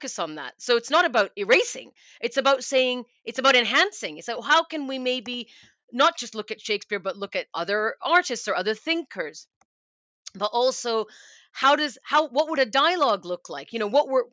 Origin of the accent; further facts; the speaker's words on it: Canada; moved away as an adult; now in United Kingdom; I am Canadian, but I'm also British now. I've lived here a long time